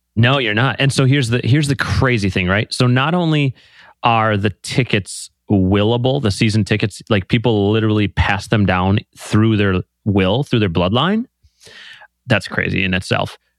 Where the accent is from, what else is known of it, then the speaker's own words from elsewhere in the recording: Green Bay, Wisconsin, United States; I grew up in small town Green Bay